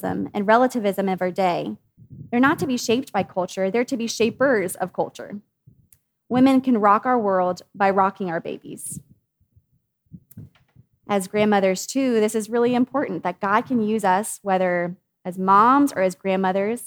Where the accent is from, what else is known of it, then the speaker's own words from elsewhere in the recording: United States; as American women